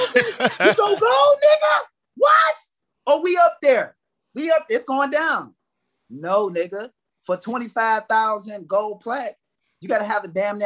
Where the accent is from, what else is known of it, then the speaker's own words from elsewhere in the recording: Canada; Because I'm Canadian.